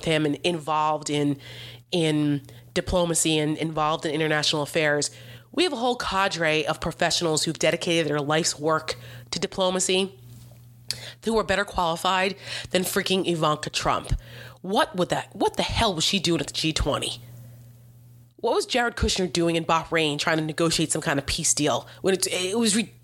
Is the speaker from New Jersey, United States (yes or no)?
yes; New Jersey, United States; I'm from New Jersey.